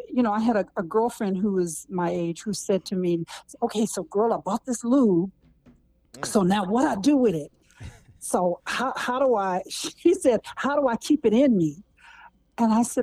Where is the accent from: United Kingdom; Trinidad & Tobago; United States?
United States; Berkeley, California; I grew up in Berkeley, California